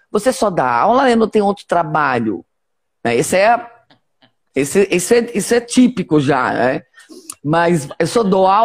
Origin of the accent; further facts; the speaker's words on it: Joinville, Santa Catarina, Brazil; Ai, eu sou de Joinville.